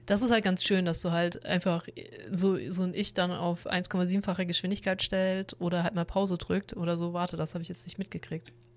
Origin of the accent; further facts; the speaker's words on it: Southern Germany, Germany; wir im Süden generell sehr viel Industrie haben